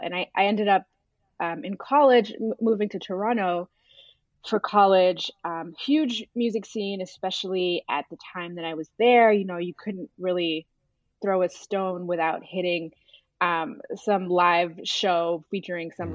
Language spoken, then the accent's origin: English; Abidjan, Côte d’Ivoire; moved away; also born or lived in Sudan; I was born in Sudan, but I, I spent most of my early life in, in Abidjan in, in Cote d'Ivoire.